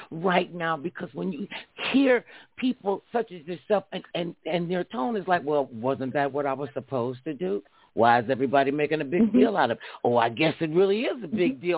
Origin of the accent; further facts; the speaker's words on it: Ohio, United States; now in Los Angeles, United States; I'm from Ohio